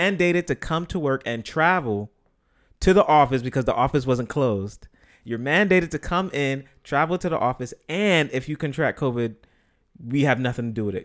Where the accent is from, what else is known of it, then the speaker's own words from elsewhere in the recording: New York City, New York, United States; I'm from here